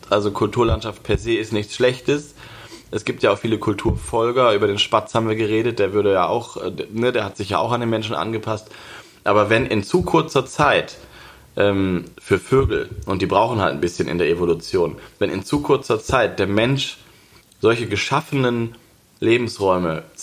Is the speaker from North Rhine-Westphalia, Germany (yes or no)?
no; Lower Saxony, Germany; also ich komme ja aus Niedersachsen. Ähm, es gibt es alles noch.